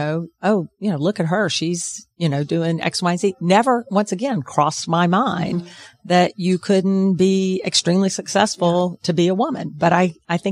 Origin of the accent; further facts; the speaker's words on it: Macon, Georgia, United States; I grew up in Macon, Georgia